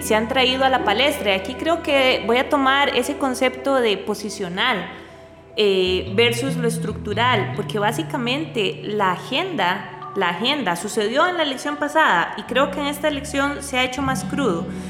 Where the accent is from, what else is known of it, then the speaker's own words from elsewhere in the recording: Costa Rica; como costarricense